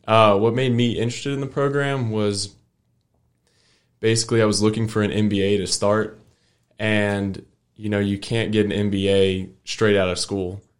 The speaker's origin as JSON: {"language": "English", "town": "Fort Worth", "region": "Texas", "country": "United States", "said": "I'm from Fort Worth, and it's a big city"}